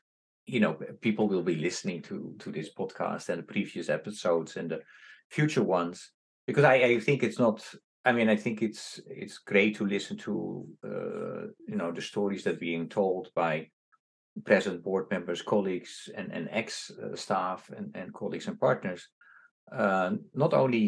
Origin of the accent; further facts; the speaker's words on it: Indonesia; now in New York, United States; when I came to from Indonesia to New York, I still worked with him.